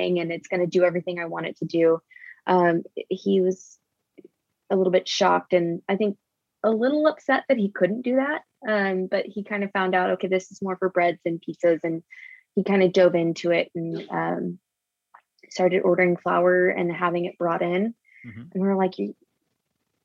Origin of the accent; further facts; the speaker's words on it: Houston, Texas, United States; also born or lived in Austin; We're originally from Houston, which is where we are now.